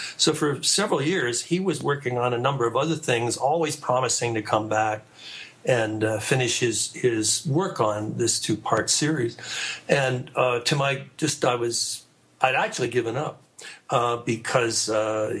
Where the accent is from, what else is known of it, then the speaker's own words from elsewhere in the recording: Canada; I was raised in Canada